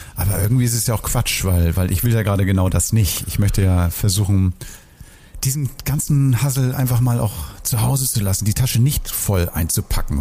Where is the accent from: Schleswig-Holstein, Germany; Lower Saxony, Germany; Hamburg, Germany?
Hamburg, Germany; ich bin früher mal in Bahrenfeld aufgewachsen